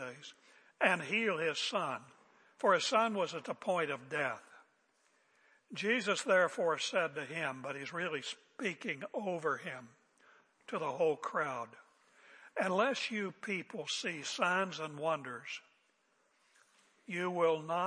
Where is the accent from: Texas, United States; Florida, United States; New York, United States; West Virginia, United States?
West Virginia, United States; moved away; when I was growing up in West Virginia, I almost played basketball with Jerry West, but we moved